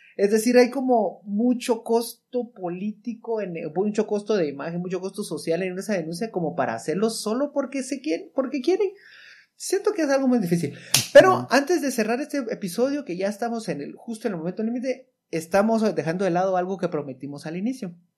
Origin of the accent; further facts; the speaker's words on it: Guatemala; como ciudadano guatemalteco